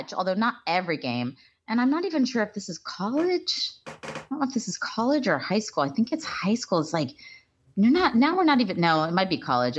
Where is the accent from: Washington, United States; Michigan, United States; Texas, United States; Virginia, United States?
Texas, United States; also born or lived in Waco / Dallas; I grew up in Texas.